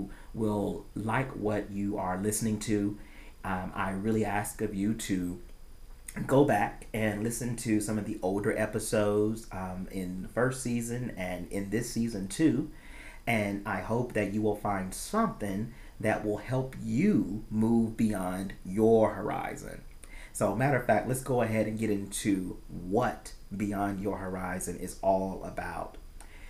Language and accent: English; the South, United States; as African Americans growing up in the South